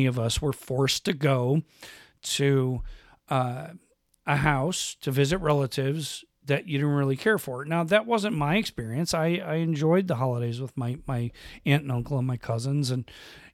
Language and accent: English; Western New York, United States; I grew up in Western New York